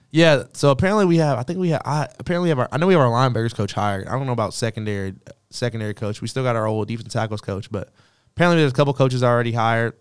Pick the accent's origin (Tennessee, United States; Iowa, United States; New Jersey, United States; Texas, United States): Texas, United States; Katy; moved away; I went back to Katy a little bit over the break, and that's where I'm from